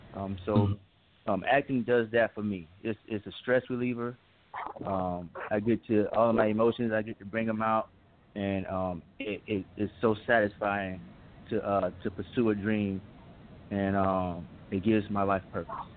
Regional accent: Aiken, South Carolina, United States; now in Lawrenceville, United States; I'm from Aiken, South Carolina

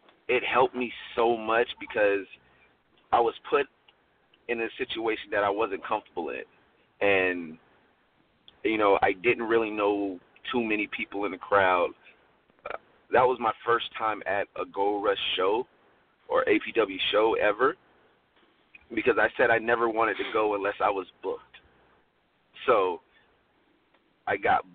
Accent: Florida, United States; moved away; I'm from Florida

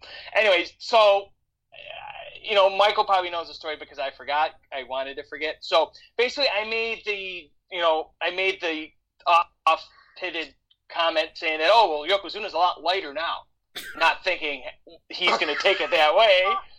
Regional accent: Canada; I'm Canadian, so all we got is Canadian football and hockey.

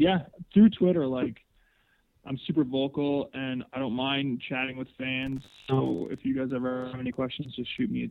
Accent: Hamilton, Ontario, Canada; I'm in my hometown, Stoney Creek, Hamilton, Ontario

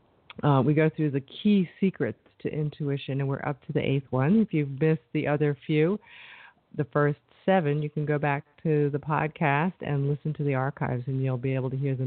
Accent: New York, United States; I'm from New York

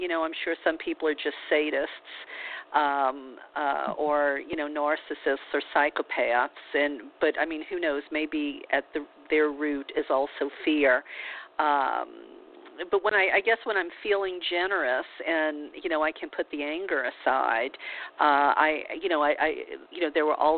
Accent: New Orleans, Louisiana, United States; I grew up a Catholic in the Bible Belt of New Orleans

